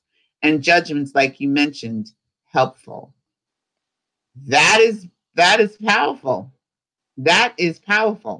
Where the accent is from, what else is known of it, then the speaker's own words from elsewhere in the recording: New York City, New York, United States; I'm from New York City and I walk fast